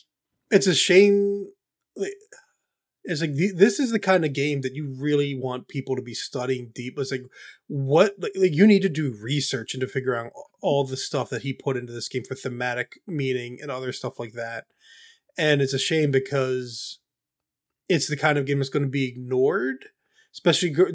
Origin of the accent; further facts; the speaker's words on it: United States; I'm an American